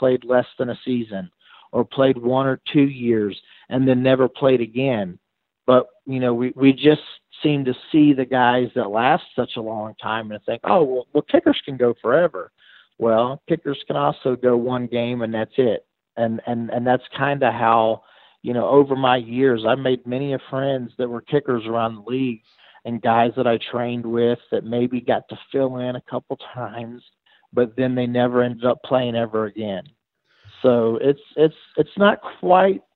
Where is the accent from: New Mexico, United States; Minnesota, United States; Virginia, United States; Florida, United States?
Virginia, United States; Radford; also born or lived in Pulaski County, Virginia; I was born in Radford. I lived my whole life in Pulaski County